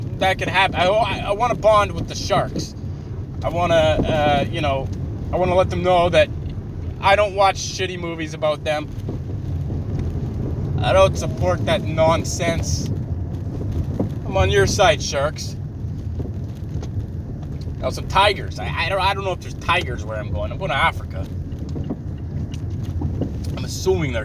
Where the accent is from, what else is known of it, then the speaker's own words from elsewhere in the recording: Canada; I'm a Canadian